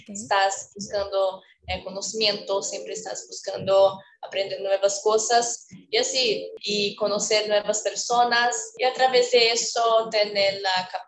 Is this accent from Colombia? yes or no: no; Sumaré, São Paulo, Brazil; Spanish is a second language; also born or lived in Campinas; interior del estado de São Paulo, que llamada Campinas, pero hoy en día moro en Sumaré. Yo considero que yo soy de Sumaré porque pasé mi infancia entera y hasta hoy día aquí